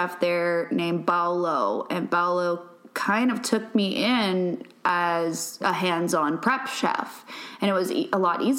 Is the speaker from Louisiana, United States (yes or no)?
yes; Louisiana, United States; moved away; But I moved here from Louisiana. I grew up cooking